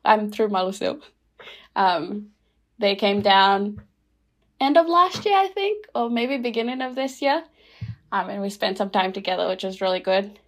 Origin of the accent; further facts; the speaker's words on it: Rotuma, Fiji; now in Christchurch, New Zealand; I'm from Rotuma